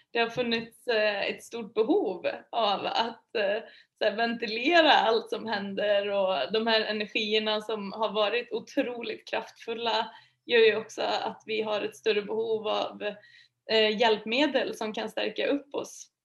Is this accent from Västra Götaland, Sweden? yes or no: yes; Vara, Västra Götaland, Sweden; now in Stockholm, Sweden; Eh, jag kommer från Vara i Västergötland, mm-hmm. jätteliten mm. ort. Eh, flyttade till Stockholm för typ 11 år sedan kanske.